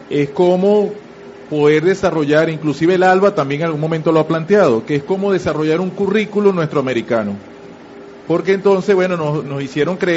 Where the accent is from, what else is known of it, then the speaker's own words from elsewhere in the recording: Venezuela; yo como venezolano digo, bueno, nosotros venezolanos también tenemos que reivindicar a, todo el, a, todos nuestros héroes